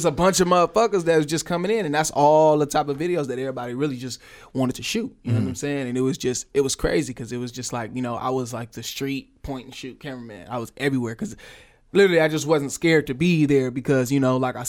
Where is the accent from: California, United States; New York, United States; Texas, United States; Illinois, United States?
California, United States; Oakland; I'm from Oakland, but I'm really from all over at the same time.